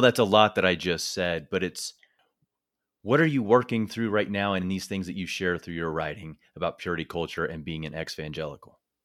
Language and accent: English; northern Missouri, United States; moved away; also born or lived in Iowa; I grew up in small rural town in northern Missouri